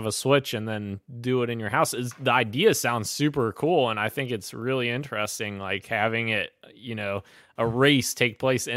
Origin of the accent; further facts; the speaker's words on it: Kentucky, United States; we're from Kentucky